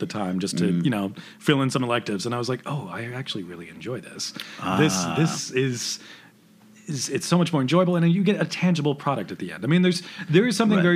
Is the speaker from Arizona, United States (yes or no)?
yes; Prescott, Arizona, United States; also born or lived in Phoenix, Arizona; I grew up in Arizona